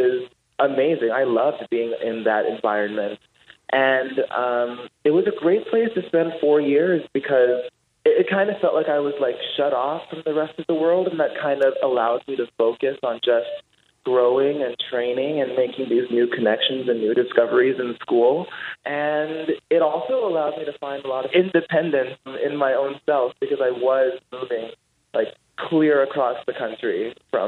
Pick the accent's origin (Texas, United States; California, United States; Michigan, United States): California, United States; Los Angeles; born or raised there; moved away